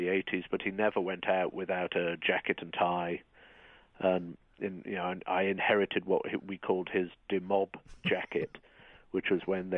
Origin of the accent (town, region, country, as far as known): United Kingdom; moved away as an adult; now in United States